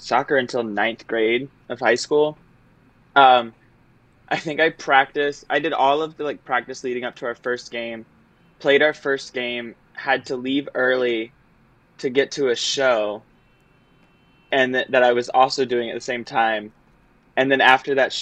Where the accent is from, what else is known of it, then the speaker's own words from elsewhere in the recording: Florida, United States; moved away as an adult; also born or lived in Michigan; I am originally from Florida and grew up doing sports